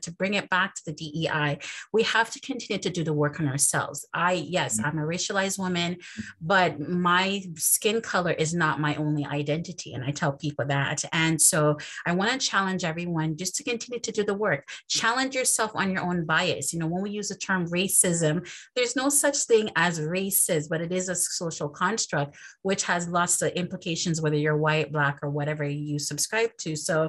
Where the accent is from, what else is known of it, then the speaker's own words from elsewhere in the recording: Canada; to see all these different white colleagues from different continents, and us being Canadians, and I'm also from the West Indies